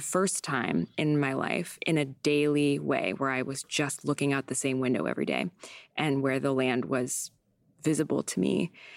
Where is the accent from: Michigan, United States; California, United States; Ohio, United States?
California, United States; San Diego; also born or lived in Vermont; now in New York, United States; I grew up in San Diego